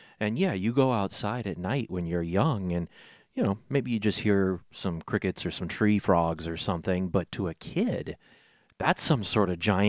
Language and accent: English; St. Louis, Missouri, United States; I grew up in South St. Louis